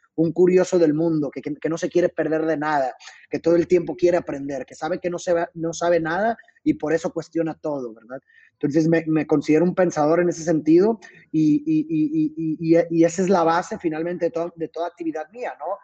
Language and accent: Spanish; Mexico; yo soy de México